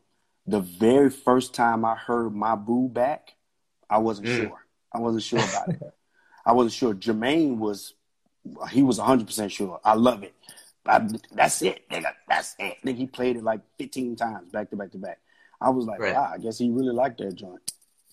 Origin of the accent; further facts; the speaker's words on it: Tennessee, United States; I grew up with Usher in Tennessee.